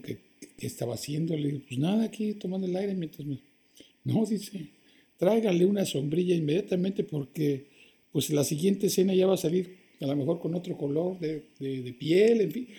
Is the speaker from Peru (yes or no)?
no; Mexico; moved away as an adult; also born or lived in Toronto, Canada; now in Canada; habíamos muy pocos mexicanos solteros, hombres aquí.